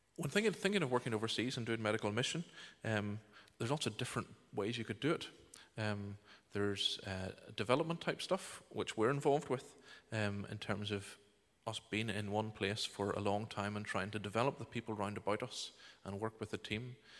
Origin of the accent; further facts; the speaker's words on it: Bangor, Northern Ireland, United Kingdom; moved away as an adult; now in Uganda; I was born and reared in Bangor here